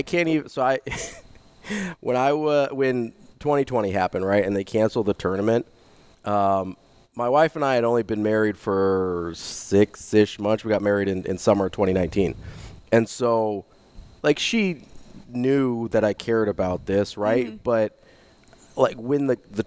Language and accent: English; Omaha, Nebraska, United States; growing up in Omaha where Creighton was the mid-major when I was growing up